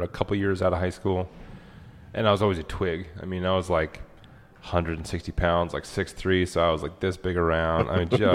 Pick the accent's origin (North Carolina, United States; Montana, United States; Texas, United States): Montana, United States; Worden; born or raised there; also born or lived in Billings, Montana / North Dakota